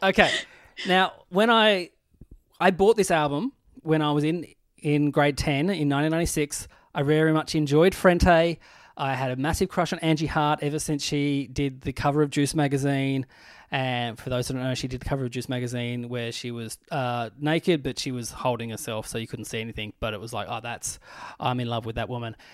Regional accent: Burnie, Tasmania, Australia; moved away as an adult; also born or lived in Launceston, Australia; now in Melbourne, Australia; I'm a kid from Burnie.

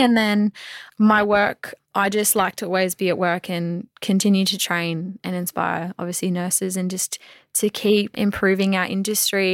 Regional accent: Mackay, Queensland, Australia; now I get to say I've played for my hometown.

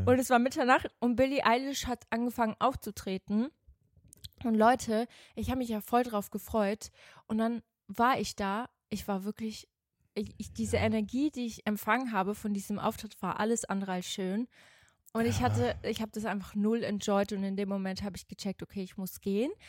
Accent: Switzerland; moved away; Ich bin ja in der Schweiz zur Schule gegangen

